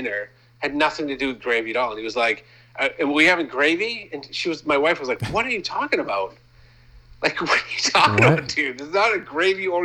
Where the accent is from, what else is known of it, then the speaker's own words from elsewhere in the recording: Maine, United States; moved away; I'm from Maine